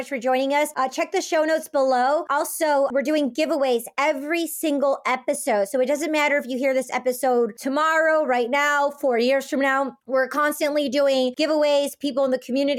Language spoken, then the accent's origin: English; Detroit, Michigan, United States; I'm from Detroit, like Motown, music, Detroit